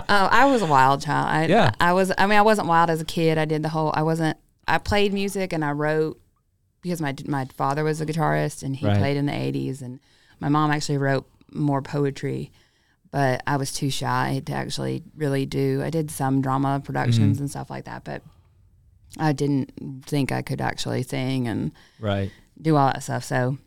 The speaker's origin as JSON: {"language": "English", "town": "Hollywood", "region": "California", "country": "United States", "tie": "born or raised there", "also_born_or_lived": "Arizona", "moved": "yes", "lives_now": "Augusta, United States", "said": "No, I was born in Hollywood and lived in L.A. and lived in Northern California, kind of lived in a lot of different places."}